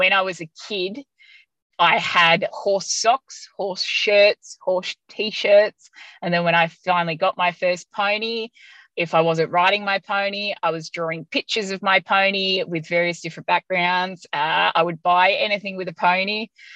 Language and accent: English; Yea, Victoria, Australia; also born or lived in Hamilton, Victoria; now in Benambra, Australia; I grew up in Yay in Victoria on a small hobby farm